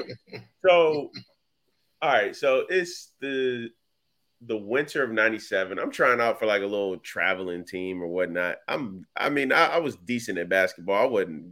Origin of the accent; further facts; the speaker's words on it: Virginia, United States; I was from Virginia